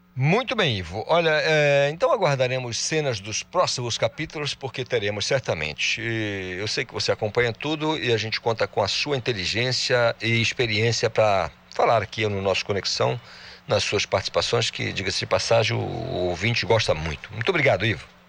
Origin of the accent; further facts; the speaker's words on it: Almeirim, Pará, Brazil; moved away; Passei boa parte lá da minha infância, adolescência, lá em Almerim, é uma cidade incrível